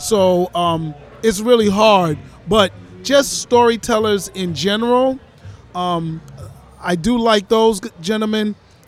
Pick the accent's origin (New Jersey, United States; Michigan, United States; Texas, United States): New Jersey, United States; now in Florida, United States; I'm from New Jersey.